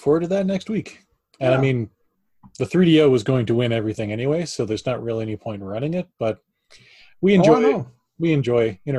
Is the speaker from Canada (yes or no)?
yes; Canada; we're Canadian.